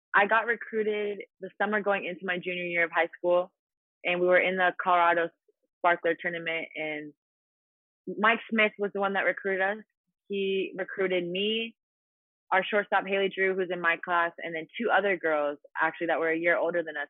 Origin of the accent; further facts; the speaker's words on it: Italy; moved away as an adult; also born or lived in Louisiana; my hometown in Italy